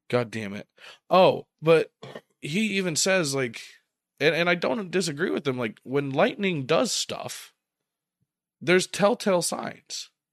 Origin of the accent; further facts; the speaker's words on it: Ohio, United States; we're from Ohio